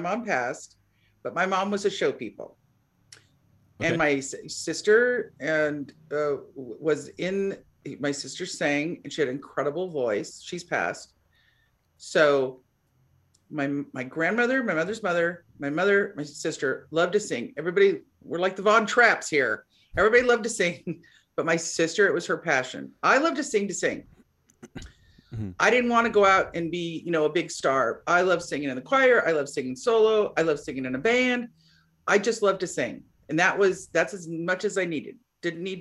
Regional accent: California, United States; I'm from California.

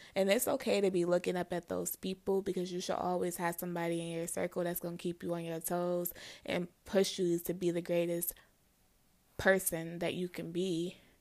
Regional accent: Midwest, United States; moved away as an adult; also born or lived in Los Angeles; I'm from the Midwest. I had never left the Midwest at this point.

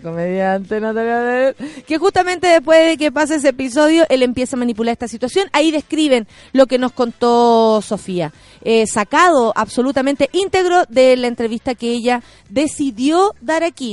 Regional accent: Chile

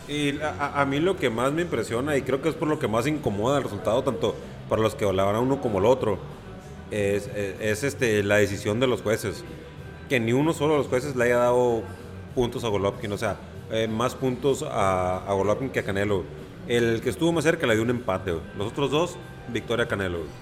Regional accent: Mexico; Yo como mexicano y como buen mexicano que soy

